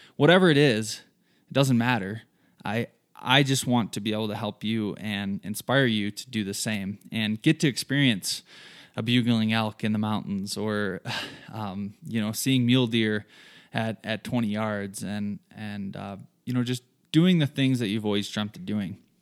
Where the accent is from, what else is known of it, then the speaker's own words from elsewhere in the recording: southern Michigan, United States; moved away as an adult; now in Colorado, United States; I'm originally from Michigan. Grew up there in a small town, southern Michigan, lots of farm fields.